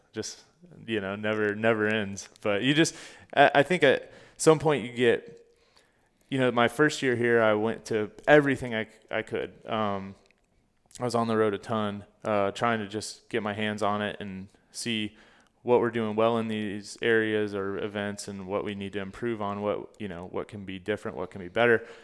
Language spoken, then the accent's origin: English; Fort Pierce, Florida, United States; also born or lived in Orlando, Florida; I grew up in Fort Pierce, Florida